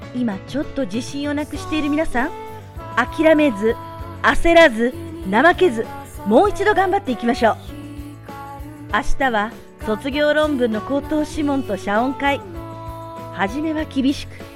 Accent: Chiba, Japan; moved away as an adult; now in China; 私は毎年冬休みに千葉の実家に帰るので

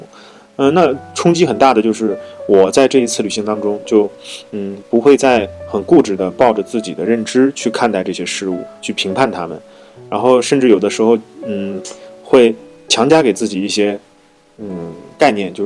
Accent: China; 但是这种食品食物，就对藏族人来讲就是最美味的早餐，对。但是我们内地人去了就适应不了

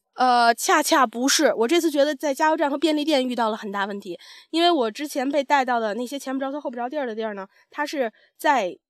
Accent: China; moved away; 你是中国人吗？我说是

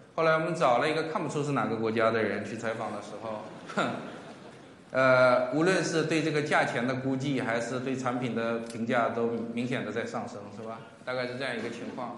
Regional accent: Northeast China, China; 在我的家乡东北

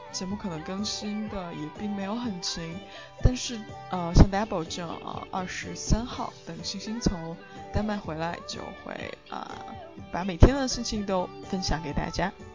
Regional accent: China; moved away as an adult; now in London, United Kingdom; 跟别人说我来自中国

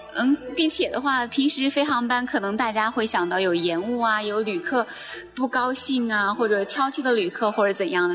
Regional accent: China; now in Shenzhen, China; 我们中国人

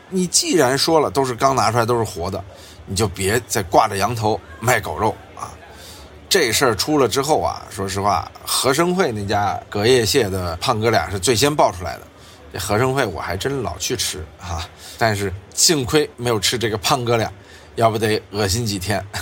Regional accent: Sichuan, China; 有人说四川的，我们四川人怎么就爱吃这些东西呢？就是四川啊，早年间啊，也是因为那会儿大家穷，在盆地里边。

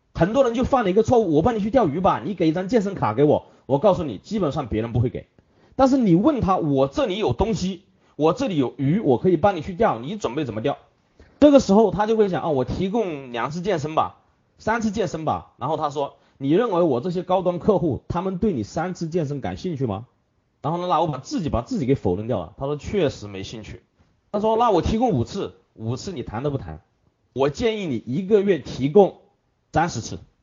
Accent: Hunan, China; 这是我们湖南人的最爱，其他的抽不习惯

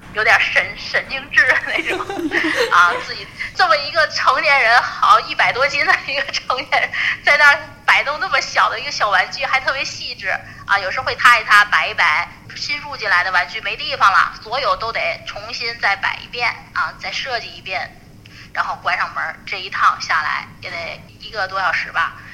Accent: Tianjin, China; 我天津，我是天津人，去的天津。大悦城

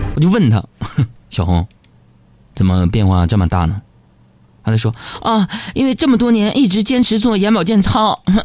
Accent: China; 俺们中国人

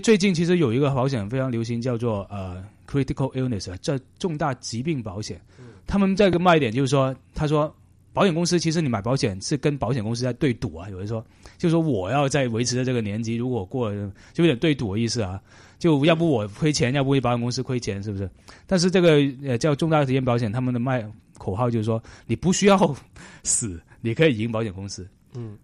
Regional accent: China; moved away; 我们中国人

